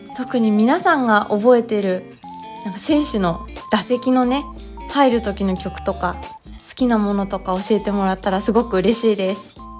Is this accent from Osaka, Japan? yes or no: no; Tokyo, Japan; 東京生まれ、東京育ちですが、父が広島出身